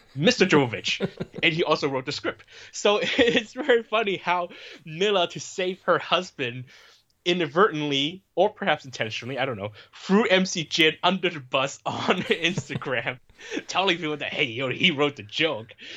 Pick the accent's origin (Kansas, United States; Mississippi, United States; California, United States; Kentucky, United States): California, United States; Bay Area; I grew up in the Bay Area where you have a lot of Asian people